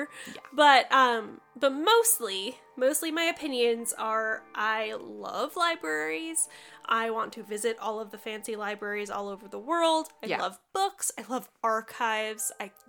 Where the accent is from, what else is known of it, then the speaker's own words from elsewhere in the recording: United States; Some of that is just being an American